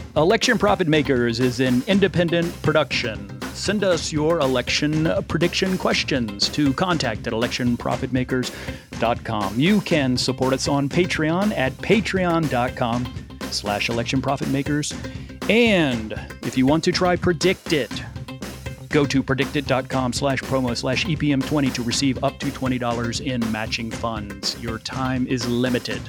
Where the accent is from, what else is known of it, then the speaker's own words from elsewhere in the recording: Chapel Hill, North Carolina, United States; moved away; also born or lived in New York; growing up in Chapel Hill, it's not a city of industry